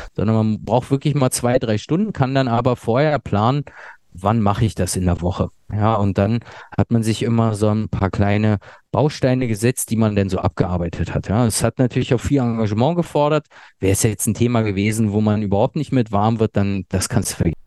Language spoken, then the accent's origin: German; Berlin, Germany; also born or lived in Ludwigsburg; ursprünglich komme ich aus Berlin